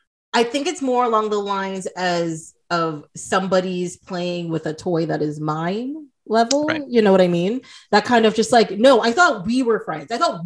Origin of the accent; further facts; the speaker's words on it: Toronto, Ontario, Canada; Like I would tell people I'm from Toronto.